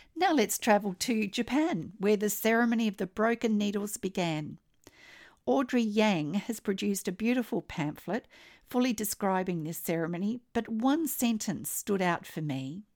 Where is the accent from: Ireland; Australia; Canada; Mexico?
Australia; I'm an Australian textile artist